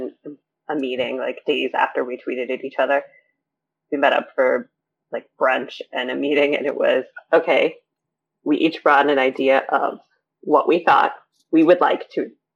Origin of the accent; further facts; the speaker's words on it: Seattle, Washington, United States; now in New Hampshire, United States; I'm from Seattle.